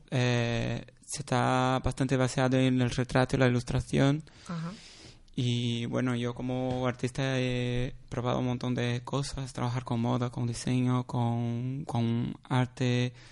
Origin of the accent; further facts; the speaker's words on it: Brazil; Spanish is a second language; Eh, soy brasileño, para explicar